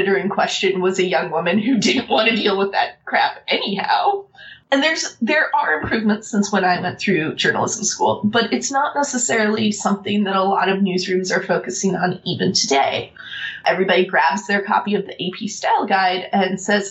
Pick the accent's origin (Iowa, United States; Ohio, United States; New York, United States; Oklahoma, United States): Oklahoma, United States; I am from Oklahoma.